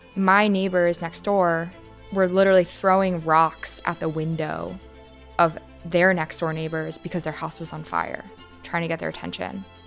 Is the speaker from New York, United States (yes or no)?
yes; New York City, New York, United States; I grew up in the Rockaways. I've lived in this neighborhood my entire life.